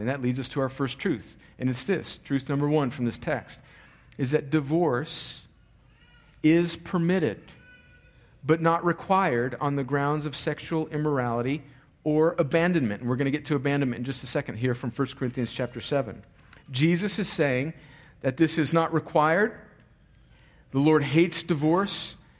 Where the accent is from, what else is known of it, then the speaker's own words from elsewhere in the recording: El Centro, California, United States; moved away; my hometown's down in the valley in the bottom of California where it's about 115 degrees during the summer